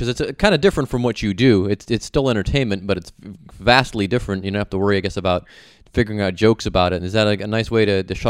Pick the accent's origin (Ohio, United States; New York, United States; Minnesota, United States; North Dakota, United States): Ohio, United States; Cleveland; moved away as an adult; when I was growing up in Cleveland, the Browns were doing really well, and the Indians didn't do well until I left Cleveland after I was married in the 90s.